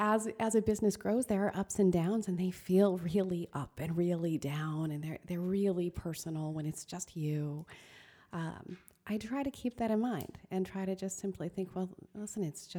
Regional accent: Queensbury, New York, United States; So I was raised here in Queensbury, and my parents were very hardworking.

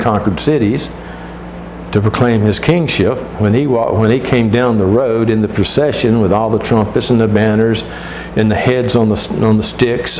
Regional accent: United States; our citizenship as in the United States

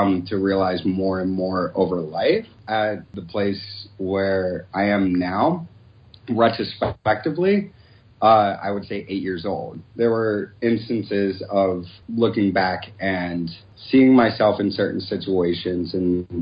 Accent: Southern Ohio, United States; I grew up in Southern Ohio in a very conservative area and a very conservative school

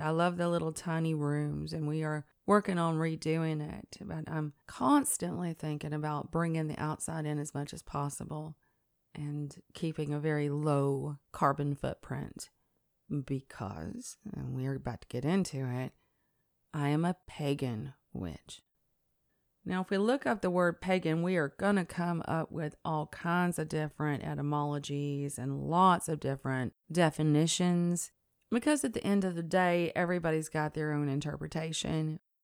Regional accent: Tennessee, United States; I'm also from River Folk. Um, the Tennessee River runs right through our state, and it is a natural resource that has informed all of my, well, everything, my growing up, my memories, um, the inflection of the way I speak

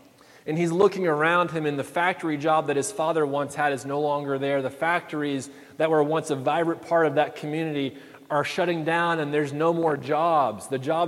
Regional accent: Daytona Beach, Florida, United States; moved away; I'm from Daytona Beach, Florida, born and bred Daytona Beach, right? I love my hometown.

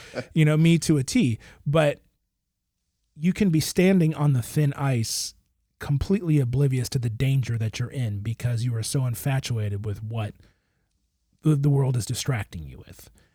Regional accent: Michigan, United States; I grew up in Michigan

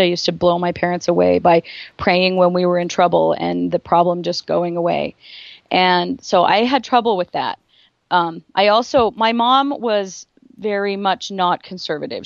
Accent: Rexburg, Idaho, United States; also born or lived in Driggs, Idaho; I was born in Driggs, Idaho

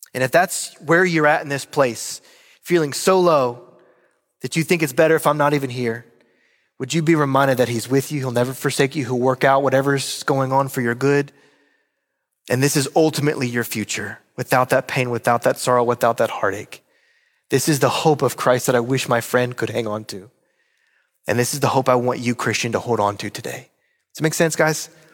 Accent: Roanoke, Virginia, United States; moved away; my hometown of Roanoke, Virginia

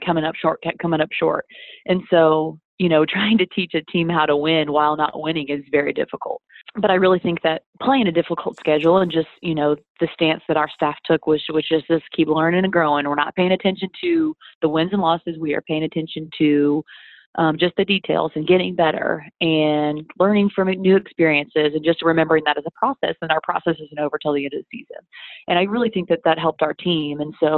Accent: Atlanta, Georgia, United States; also born or lived in Wyoming / Nashville, Tennessee; I grew up in Atlanta

